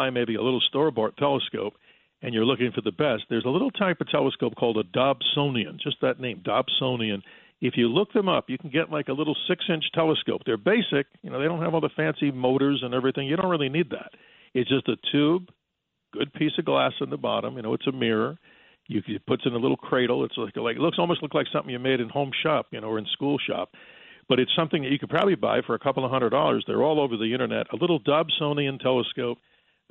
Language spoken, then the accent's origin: English; New York, United States; now in Arizona, United States; as a fellow New Yorker in the past